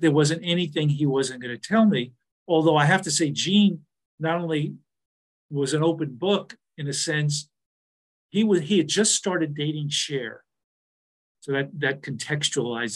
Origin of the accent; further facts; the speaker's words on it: New York, United States; I'm from New York. My mother's from Brooklyn